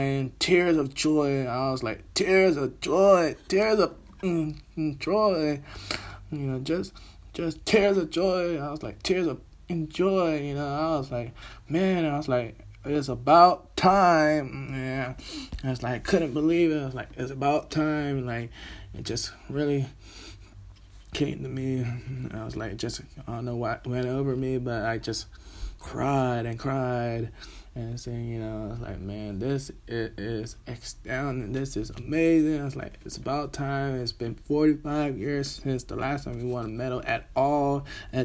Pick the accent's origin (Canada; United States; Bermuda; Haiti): Bermuda; now in Birmingham, United Kingdom; I am Bermudian, currently living here in Birmingham, England